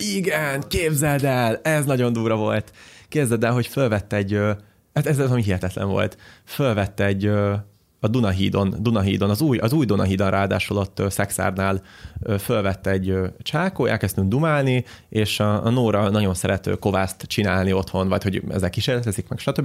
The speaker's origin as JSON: {"language": "Hungarian", "country": "Hungary", "said": "magyarok vagyunk"}